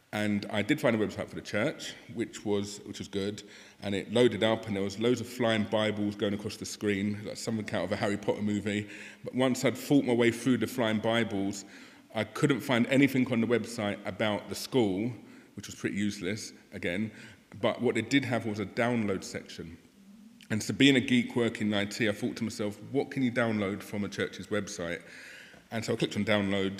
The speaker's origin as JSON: {"language": "English", "region": "London", "country": "United Kingdom", "tie": "born or raised there", "also_born_or_lived": "Thornton Heath / Croydon", "said": "I was born and raised in the safer side of London, over in the south, in West Norwood"}